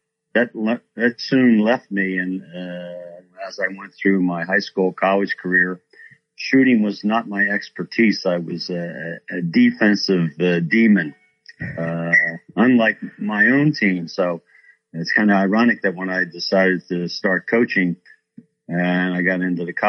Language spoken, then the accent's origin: English; Philadelphia, Pennsylvania, United States; moved away; I grew up in South Philadelphia